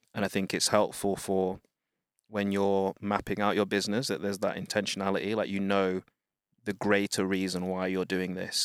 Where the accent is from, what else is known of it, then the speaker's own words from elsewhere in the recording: United Kingdom; I'm Black British, uh, parents, children of Wind Rush